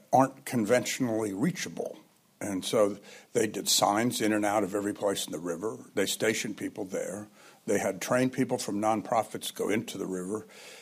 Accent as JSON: {"language": "English", "town": "Santa Cruz", "region": "California", "country": "United States", "tie": "born or raised there", "said": "my hometown of Santa Cruz"}